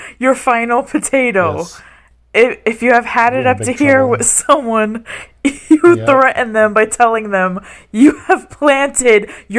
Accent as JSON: {"language": "English", "region": "New York", "country": "United States", "said": "I'm American from New York."}